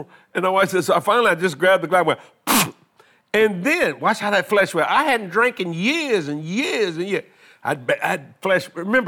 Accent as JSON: {"language": "English", "region": "Louisiana", "country": "United States", "said": "Well, I'm a Cajun, you know."}